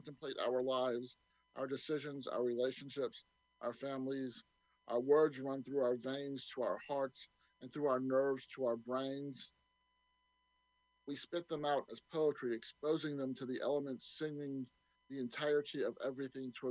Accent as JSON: {"language": "English", "town": "Mobile", "region": "Alabama", "country": "United States", "tie": "born or raised there", "said": "I grew up in Mobile, Alabama on the Gulf Coast"}